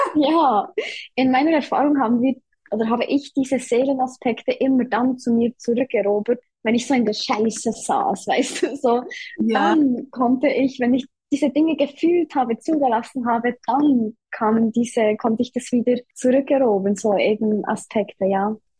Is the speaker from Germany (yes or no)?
no; Switzerland; ich komme aus der Schweiz, wie man hört